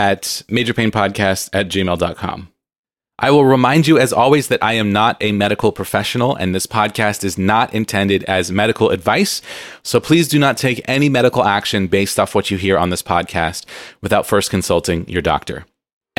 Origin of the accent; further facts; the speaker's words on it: San Diego, California, United States; moved away as an adult; San Diego, which is my hometown